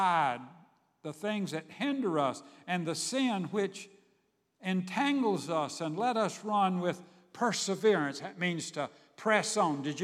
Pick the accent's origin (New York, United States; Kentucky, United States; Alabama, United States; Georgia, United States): Georgia, United States; Savannah; I grew up in Savannah, Georgia.